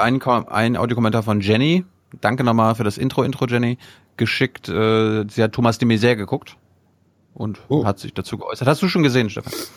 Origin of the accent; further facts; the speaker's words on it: Mecklenburg-Vorpommern, Germany; ich bin ja aus MacPom